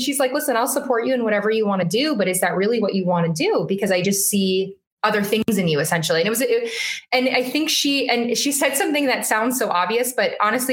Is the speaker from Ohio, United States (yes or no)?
no; Las Vegas, Nevada, United States; moved away as an adult; now in Boston, United States; born and raised in Las Vegas